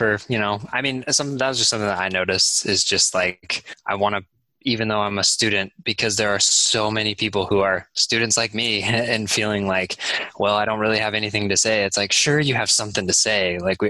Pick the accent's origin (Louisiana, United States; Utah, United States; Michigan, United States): Utah, United States; Salt Lake City; moved away as an adult; now in Durham, United States; I am in Durham, North Carolina. Oh, been nice, here for about a year and a half, though. I'm originally from Salt Lake City